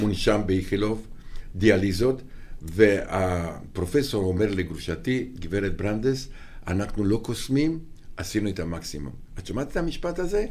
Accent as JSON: {"language": "Hebrew", "country": "Romania", "tie": "born or raised there", "second_language": "Hebrew", "moved": "as an adult", "lives_now": "Israel", "said": "אני בא מרומניה, הכל בוץ, והכל גשם, ואיכס"}